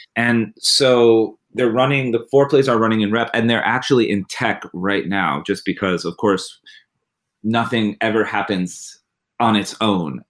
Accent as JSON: {"language": "English", "country": "United States"}